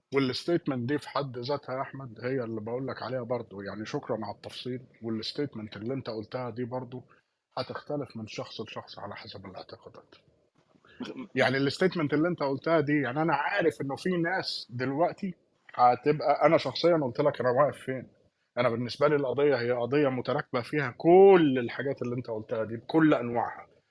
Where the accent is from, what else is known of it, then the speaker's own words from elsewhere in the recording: Palestine; كواحد فلسطيني